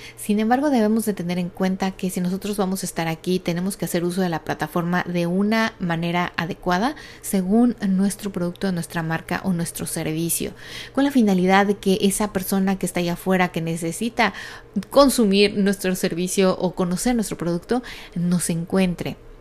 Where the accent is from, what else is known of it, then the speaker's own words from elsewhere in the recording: Mexico; now in United States; México, que es obviamente de donde yo soy